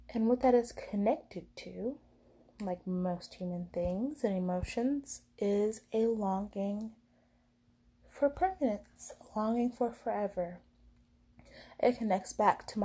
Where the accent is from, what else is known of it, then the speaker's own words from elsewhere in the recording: United States; as an American